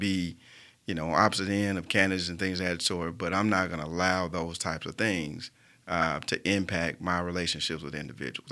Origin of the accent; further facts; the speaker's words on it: Birmingham, Alabama, United States; what makes me so Birmingham is that I was born and raised here.